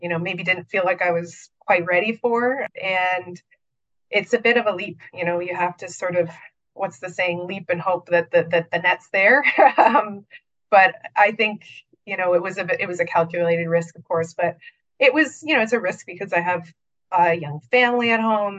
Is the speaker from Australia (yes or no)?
no; Niagara region, Ontario, Canada; I'm actually from the Niagara region